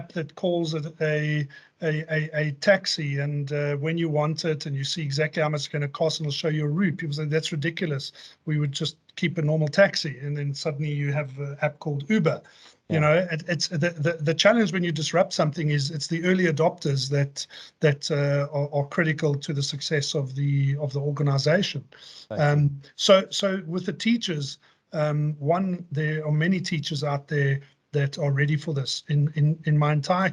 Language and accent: English; Johannesburg, Gauteng, South Africa; Joburg born and bred. That's been, you know, that's my hometown. I've lived here my entire life